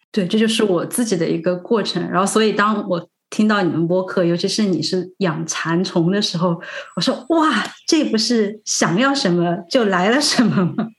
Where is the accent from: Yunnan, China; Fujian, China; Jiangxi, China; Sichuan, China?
Sichuan, China; moved away; also born or lived in Zhejiang; 我就是四川人